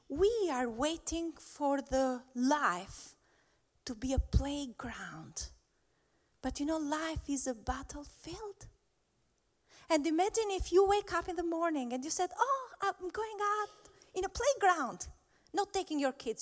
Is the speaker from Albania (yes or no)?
yes; Albania; I'm from Albania